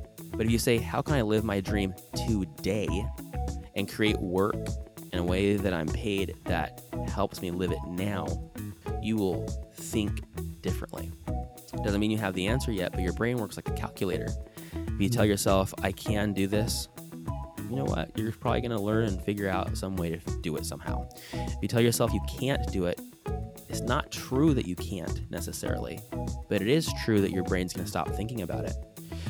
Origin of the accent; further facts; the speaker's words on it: San Diego, California, United States; also born or lived in Brazil; I grew up in San Diego, California, born and raised. I lived in Brazil for a couple years, actually, as a service missionary.